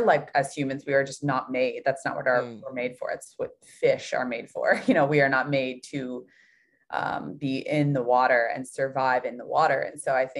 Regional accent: Louisville, Kentucky, United States; I grew up in Louisville, Kentucky

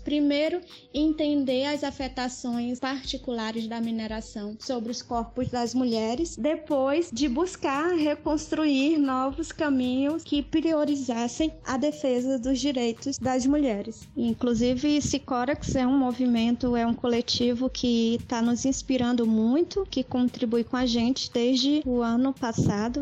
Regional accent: Maranhão, Brazil; A gente é maranhense, a gente também é afetado pela mineração

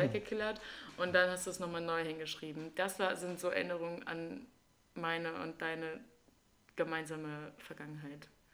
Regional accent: Wildeshausen, Lower Saxony, Germany; first language German; meine Heimatstadt ist Wildeshausen

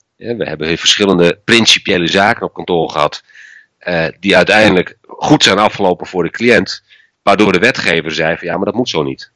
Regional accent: Friesland, Netherlands; ik ben geboren en getogen in Friesland

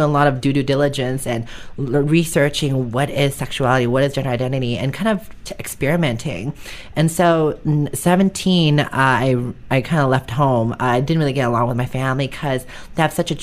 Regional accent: San Francisco, California, United States; growing up in San Francisco is awesome.

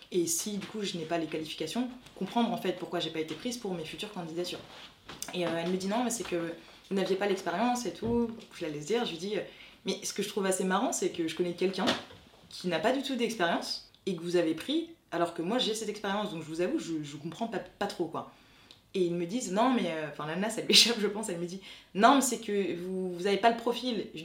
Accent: France; je suis française mais d'origine haïtienne, j'ai été adoptée enfant

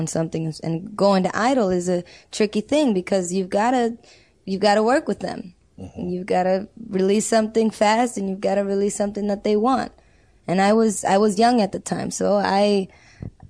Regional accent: Los Angeles, California, United States; I grew up in South Central

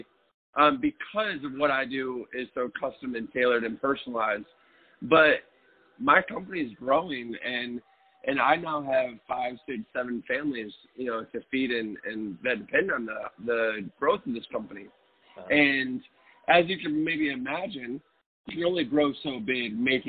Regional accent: Detroit, Michigan, United States; I grew up in Detroit in the 80s and 90s

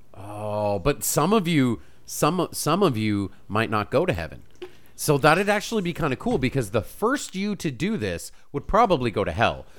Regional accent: Canada; I'm Canadian.

